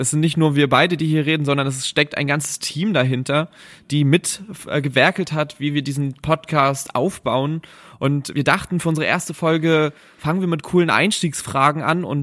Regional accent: Frankfurt, Brandenburg, Germany; born there; ich komme gebürtig aus Frankfurt-Oder

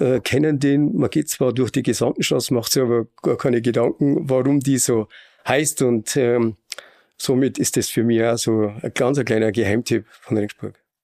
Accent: Bavaria, Germany; accent: Bavarian; man hört ja an meinem Dialekt, so wo bayerisch gefragt ist, da bin ich daheim.

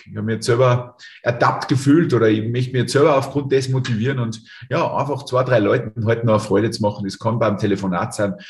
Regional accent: Lungau, Salzburg, Austria; in meiner Heimat. Ja, direkt Luftlinie von mir da einen Kilometer. Ähm, Lungau ist jetzt nicht der Hotspot

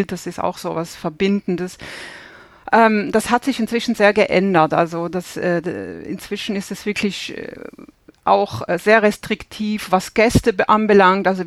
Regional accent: Basel, Basel-Stadt, Switzerland; Ich bin, ähm, ich bin aus Basel, aus dem Nachbarort von, von Roger Federer und bin auch in einer absoluten Tennisfamilie aufgewachsen.

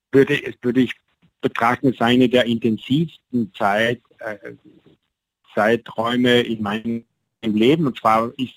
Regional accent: Sexten, Trentino-Alto Adige, Italy; komme aus Südtirol, also eigentlich gebürtig aus Sechsten, dort wo die drei Zinnen sind, das ist ein bekanntes Bergmassiv.

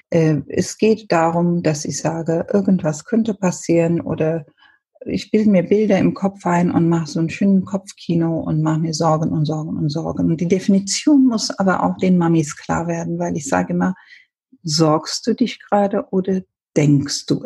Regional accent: Ethiopia; German is a second language; Ich bin ja ursprünglich, äh, komme ich aus Äthiopien. Mein Vater ist Inder, deshalb meine Mutter Äthiopien. Wir haben, wir sind als Kinder englischsprachig aufgewachsen.

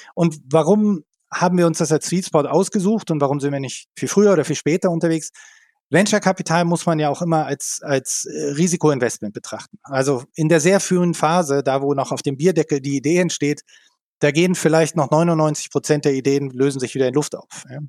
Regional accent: Berlin, Germany; moved away as an adult; also born or lived in Mountain View / southern Germany; ich komme aus Berlin, habe in Berlin studiert

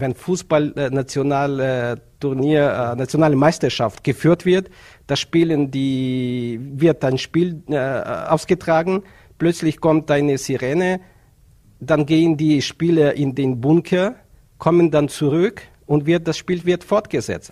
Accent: Ukraine; German is a second language; moved away as an adult; now in Vienna, Austria; meine Heimat in die Ukraine

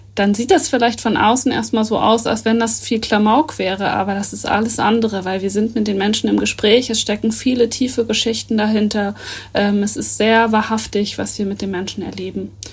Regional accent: Northern Germany, Germany; wir als äh, Norddeutsche

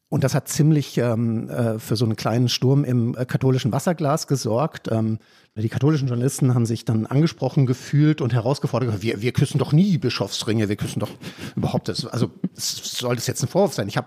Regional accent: Freiburg im Breisgau, Baden-Württemberg, Germany; Also ich bin zwar evangelisch, aber ich komme aus Freiburg im Breisgau.

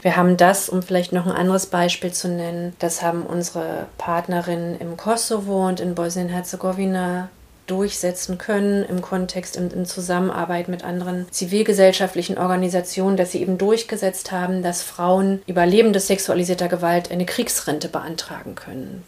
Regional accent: Berlin, Germany; also born or lived in Brazil; Ich bin in Ostberlin geboren, 1980

